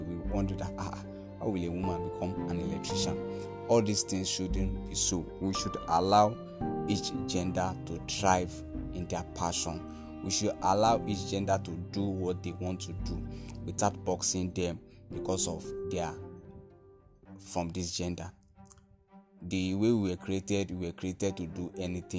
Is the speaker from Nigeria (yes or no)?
yes; Nigeria; I'm from Nigeria